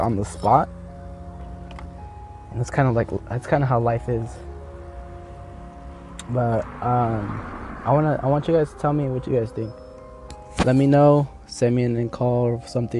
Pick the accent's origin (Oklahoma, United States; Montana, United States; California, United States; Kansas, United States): California, United States; Los Angeles; I'm from Cali, man. I'm from